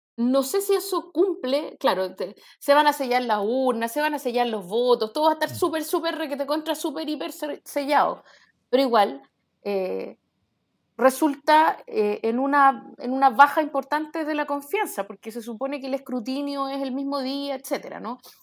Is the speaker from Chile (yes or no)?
yes; Chile; somos chilenos